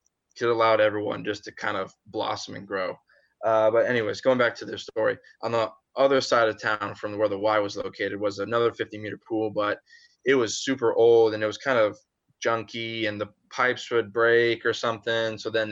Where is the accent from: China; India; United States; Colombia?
United States; Springfield, Illinois; I came from Springfield, Illinois is the birthplace of where I'm from.